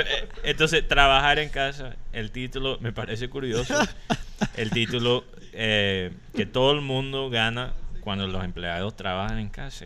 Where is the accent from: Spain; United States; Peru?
United States; Spanish is a second language; also born or lived in Colombia; now in Barranquilla, Colombia; soy gringo